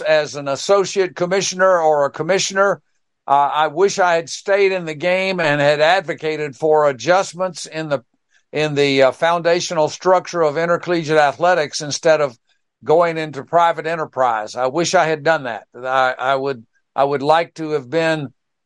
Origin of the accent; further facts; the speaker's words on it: Pensacola, Florida, United States; my hometown there of Pensacola